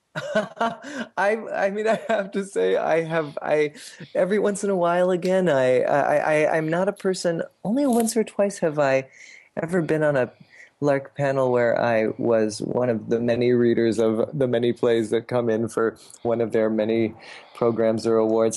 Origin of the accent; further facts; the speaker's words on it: Canada; also born or lived in New York City, United States / Portland, United States / Buenos Aires, Argentina; now in Ithaca, United States; I grew up in Canada